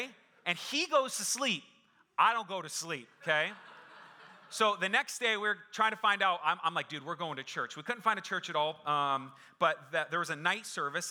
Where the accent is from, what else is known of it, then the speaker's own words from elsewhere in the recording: Phoenix, Arizona, United States; I was born and raised in Phoenix